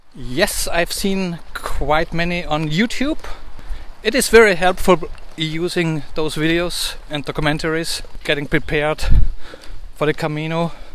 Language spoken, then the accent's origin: English; Salzburg, Austria; first language German; English is a second language; from Salzburg, Austria